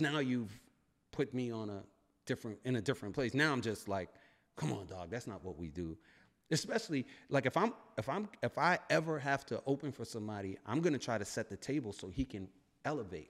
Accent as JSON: {"language": "English", "town": "New York City", "region": "New York", "country": "United States", "said": "I'm from Brooklyn"}